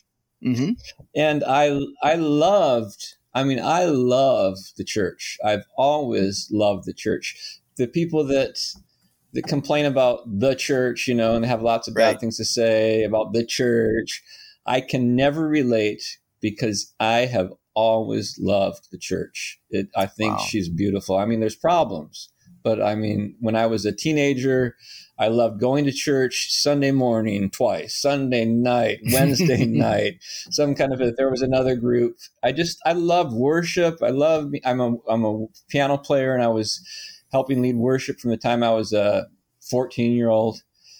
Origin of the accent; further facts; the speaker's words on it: Phoenix, Arizona, United States; also born or lived in Michigan; now in North San Diego County, United States; I grew up in Phoenix, Arizona